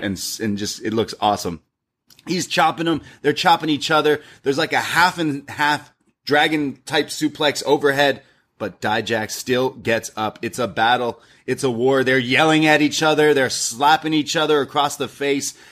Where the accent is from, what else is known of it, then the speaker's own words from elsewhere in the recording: Canada; I'm Canadian